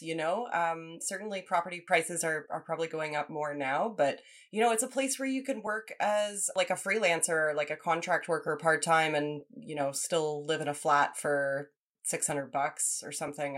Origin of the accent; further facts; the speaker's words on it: Champaign, Illinois, United States; moved away; also born or lived in Lawrence, Kansas; I was born in Champaign, Urbana, Illinois. It's like a mid sized college town. So I was raised there and in Lawrence, Kansas, a similarly sized college town